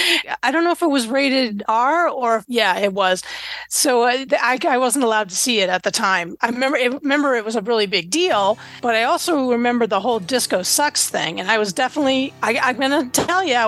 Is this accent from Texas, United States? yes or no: no; Boston, Massachusetts, United States; I'm from the Boston area